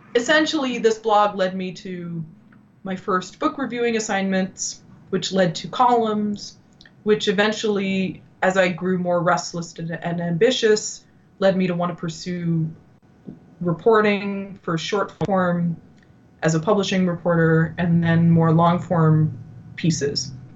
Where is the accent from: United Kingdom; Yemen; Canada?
Canada; Ottawa, Ontario; moved away as an adult; also born or lived in New York; I had returned back to my hometown in Ottawa